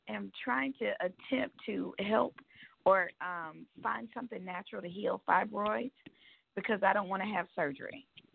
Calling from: Georgia, United States; I'm calling from Georgia.

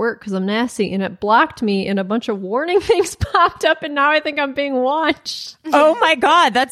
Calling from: Zimbabwe

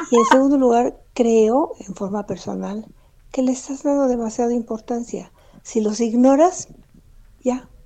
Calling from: Naucalpan, State of Mexico, Mexico; de Naucalpan.

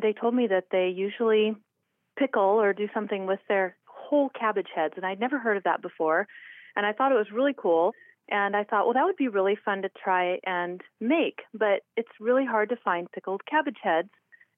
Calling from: Idaho, United States

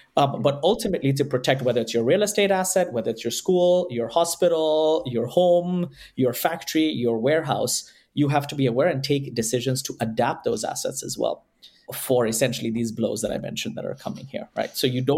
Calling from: Bay Area, California, United States; the COO at Servest, calling from the Bay Area, California.

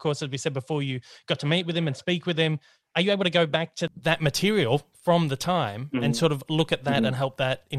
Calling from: Australia; I'm calling from … Down Under from Australia.

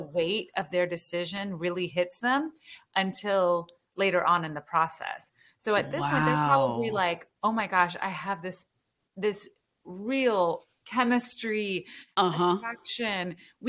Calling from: Houston, Texas, United States; I'm in Houston.

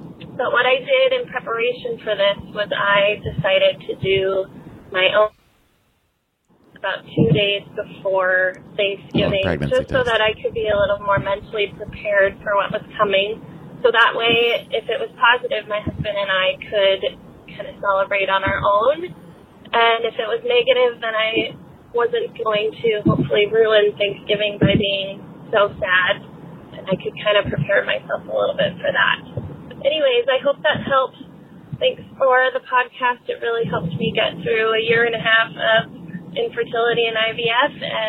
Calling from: Seattle, Washington, United States; I'm calling from Seattle, Washington.

